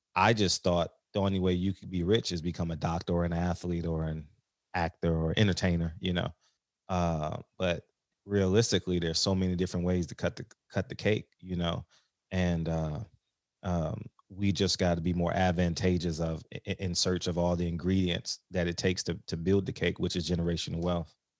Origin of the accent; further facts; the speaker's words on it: Los Angeles, California, United States; also born or lived in New York / Tidewater, Virginia; I grew up, like, on the Blade, so Figueroa was, like, a half a block from my house